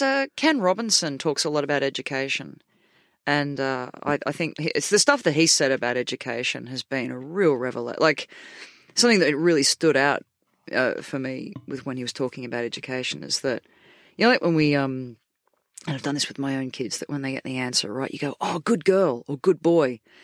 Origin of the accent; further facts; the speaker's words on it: Australia; moved away as an adult; now in United Kingdom; in my hometown